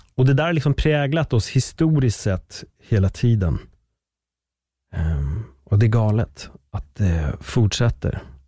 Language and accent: Swedish; Sweden; Att jag föddes i Sverige med en spansk pappa